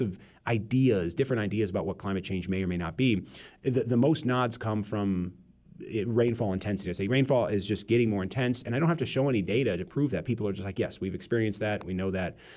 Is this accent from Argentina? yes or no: no; Peoria, Illinois, United States; I grew up in the Peoria area